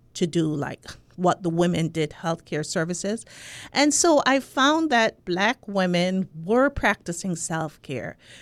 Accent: Spanish Town, Saint Catherine, Jamaica; accent: Jamaican; moved away as an adult; also born or lived in New York; I'm from Jamaica, from, um, Spanish Town, Jamaica

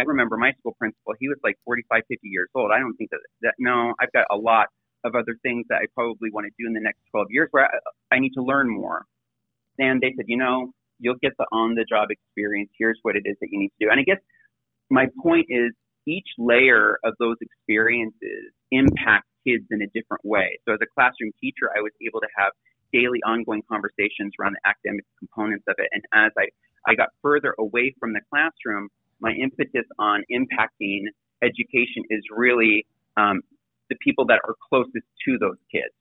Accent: Seattle, Washington, United States; also born or lived in Bremerton, Washington; I grew up in Seattle

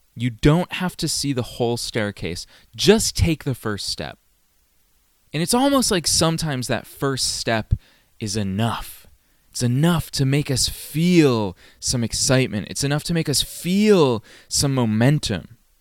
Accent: Massachusetts, United States; moved away; I was still living in my hometown in Massachusetts

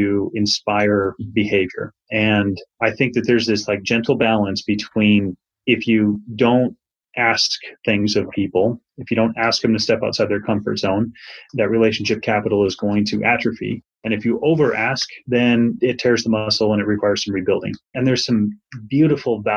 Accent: Montana, United States; also born or lived in Canada; I grew up in Montana. I was actually born in Canada, but moved to Montana when I was in fifth grade and grew up there, kind of rural Montana setting.

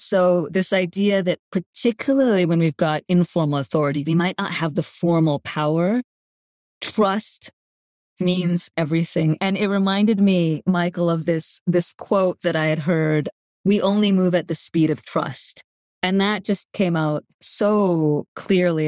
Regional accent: Canada; first language Gujarati; English is a second language; I grew up in Canada to parents who grew up in East Africa to grandparents who grew up in India

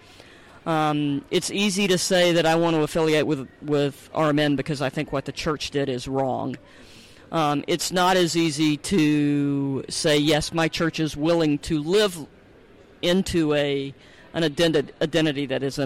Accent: the South, United States; moved away; also born or lived in Baltimore-Washington area; I grew up in the South

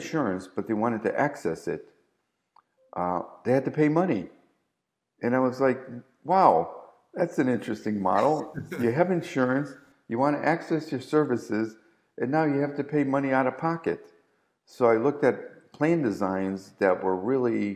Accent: Chicago, Illinois, United States; moved away; being born and raised in Chicago

